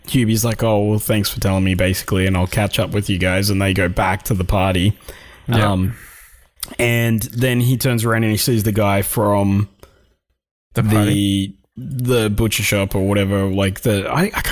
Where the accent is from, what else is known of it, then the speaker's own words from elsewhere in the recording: Australia; Tell we're all from Australia.